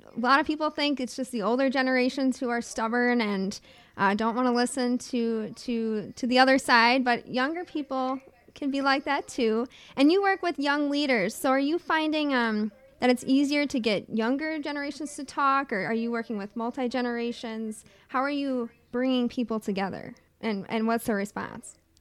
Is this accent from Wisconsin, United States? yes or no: yes; Chippewa Falls, Wisconsin, United States; now in Madison, United States; I was born and raised, um, in northern central Wisconsin